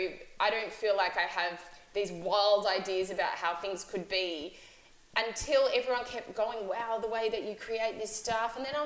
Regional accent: Melbourne, Victoria, Australia; I'm Australian. I've lived in Melbourne my whole life.

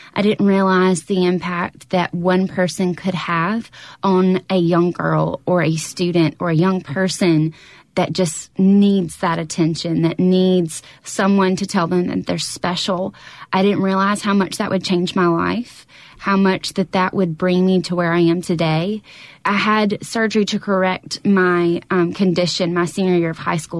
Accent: Brookhaven, Mississippi, United States; I'm from Brookhaven, so that was home

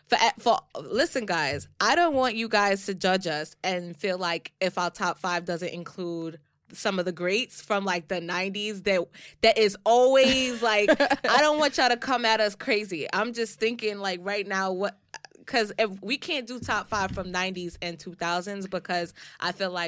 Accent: Jamaica; fellow Jamaicans, please don't come at us, okay? But like I said, and I think one of our other episodes, we're both Jamaican, so okay, so we can speak on this shit, okay?

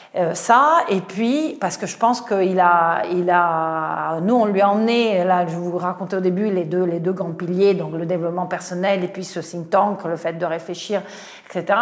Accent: Italy; French is a second language; moved away as an adult; now in France; je suis italienne, je suis rentrée à la SNCF

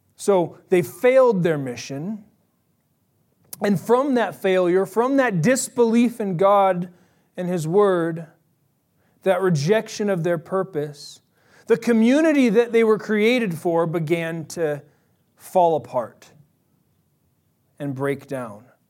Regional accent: Bay Area, California, United States; I'm from the Bay Area.

